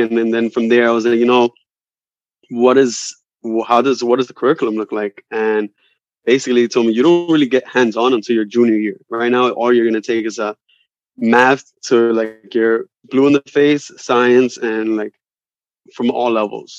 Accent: New York City, New York, United States; I'm from Dykeman. I'm Dominican

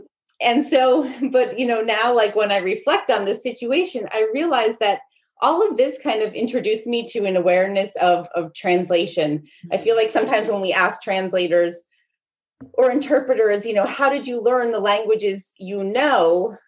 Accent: New Jersey, United States; I was born in New Jersey and pretty much there until I graduated from Rutgers University, which is in New Jersey.

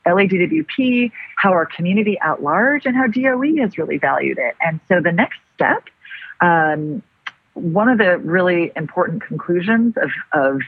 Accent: Los Angeles, California, United States; I'm actually born and raised Angelina.

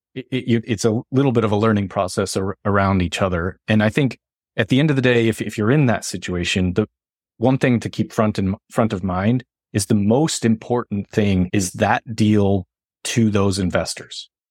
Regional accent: Northeast, United States; moved away; I'm from the Northeast

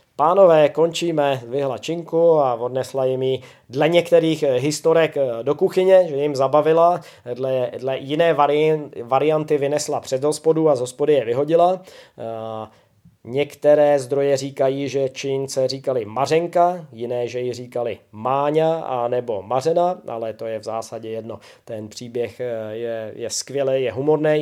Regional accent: Czechia; Občas učím i u nás doma v Čechách a, a na Slovensku

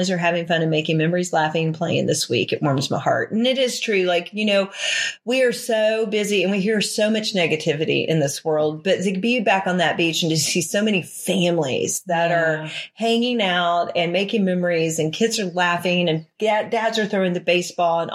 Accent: Charleston, South Carolina, United States; I grew up in Charleston, South Carolina

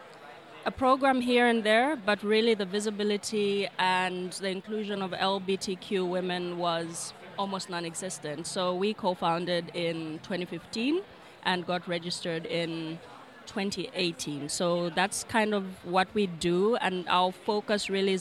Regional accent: Lusaka, Lusaka Province, Zambia; I'm from Lusaka, Zambia

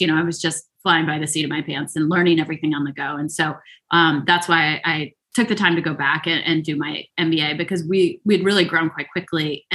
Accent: Chatham, New Jersey, United States; also born or lived in England; now in United States (West Coast); I grew up in the good old NJ, New Jersey

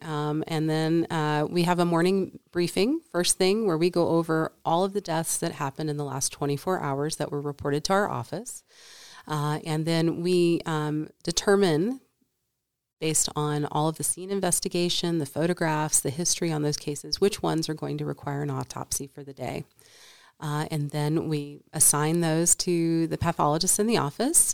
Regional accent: Paducah, Kentucky, United States; moved away as an adult; also born or lived in East Coast; now in Nevada, United States; I was born and raised in Kentucky in a small town at the western edge of the state called Paducah

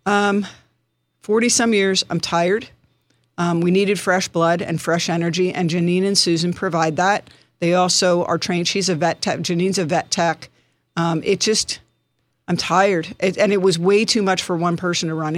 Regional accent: Bucks County, Pennsylvania, United States; moved away as an adult; now in Poconos, United States; Originally from Bucks County, uh, graduated from Neshaminy High School

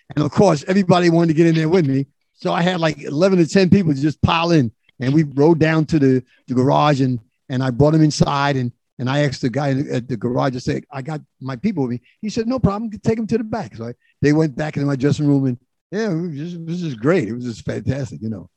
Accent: New York City, New York, United States; I was born in, in the South Bronx

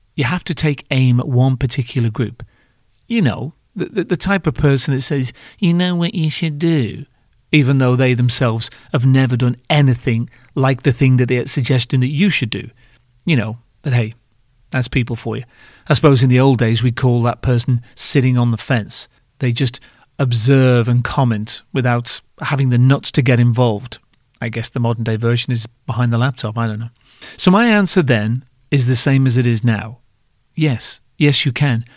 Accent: United Kingdom; I'm British

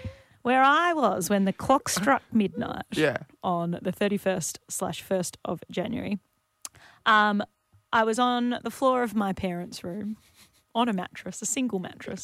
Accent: Western Australia, Australia; born or raised there; moved away

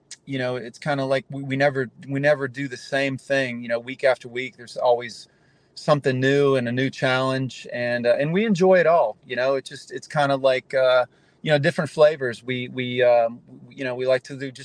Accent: Charlotte, North Carolina, United States; moved away as an adult; now in Southwest Florida, United States; I've been down here since 1992. I'm originally from Charlotte, North Carolina

